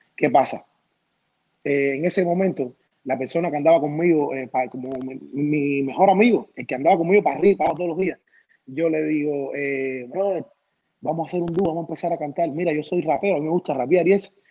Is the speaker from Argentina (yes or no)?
no; Cuba; now in United States; Me encantó nacer en Cuba, la de, soy cubano 100%, la niñez que tuve en Cuba no la cambio